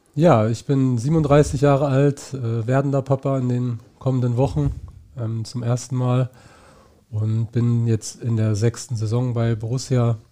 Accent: Niebüll, Schleswig-Holstein, Germany; moved away; also born or lived in Heidelberg; Also ich komme aus Nibel

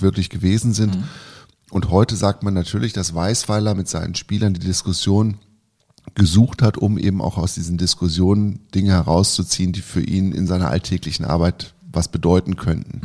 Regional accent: Lower Saxony, Germany; ich bin ja in Niedersachsen aufgewachsen

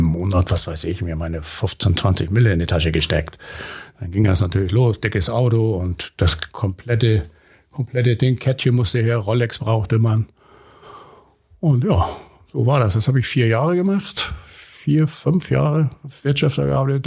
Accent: Hamburg, Germany; bin auf St. Pauli geboren, bin mit vier Geschwistern groß geworden, also wir waren zu fünft

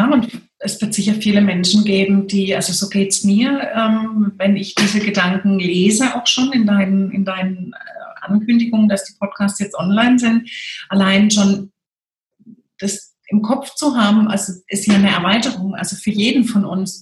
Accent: Freiburg, Baden-Württemberg, Germany; ich komme ja aus Freiburg

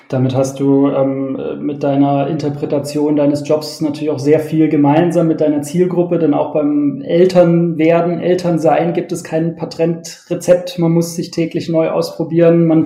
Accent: Sindelfingen, Baden-Württemberg, Germany; gute Stadt, meine Heimatstadt.

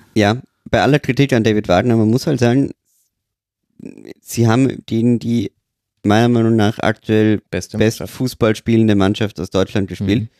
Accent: Austria; als Österreicher.

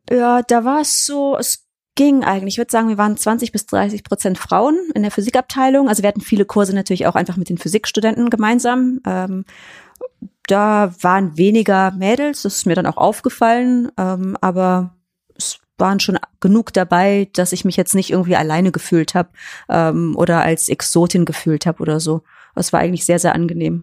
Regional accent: Cologne, North Rhine-Westphalia, Germany; ich komme ja aus Köln

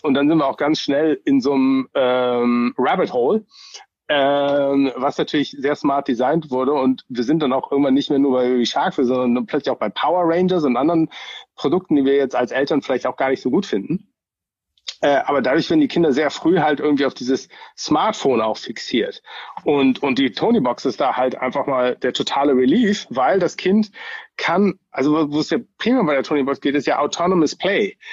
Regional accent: Germany; now in Bay Area, United States; ich bin ja schon auch so ein bisschen als Deutscher groß geworden

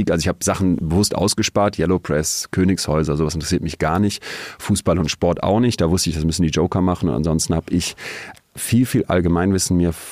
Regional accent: Solingen, North Rhine-Westphalia, Germany; moved away as an adult; now in Münster, Germany; Wir haben dann in Münster, wo ich fürs Studium hingegangen bin, aus Solingen, ähm, Studiepartys dann organisiert.

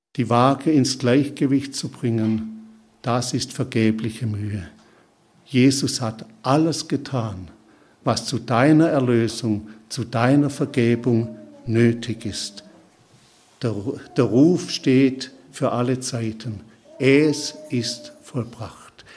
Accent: Schorndorf area, Baden-Württemberg, Germany; also born or lived in Kaisersbach / Papua New Guinea; ich bin in Schondorf zur Schule gegangen

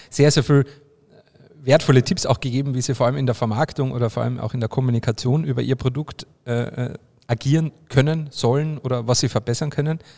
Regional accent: Carinthia, Austria; also ich komme ja aus Kärnten, da gibt es ja jedes Jahr so ein Tuning-Treffen

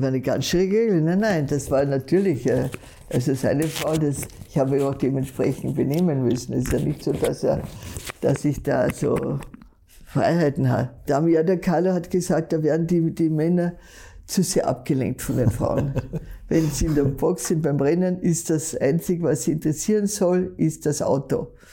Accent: Vöcklabruck, Upper Austria, Austria; Ich bin in Vöcklerbruck geboren und aufgewachsen zum Teil

